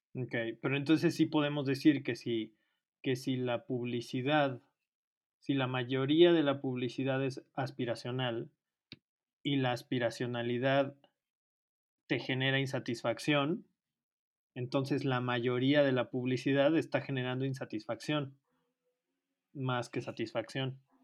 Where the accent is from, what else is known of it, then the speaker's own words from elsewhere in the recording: Mexico; nuestro país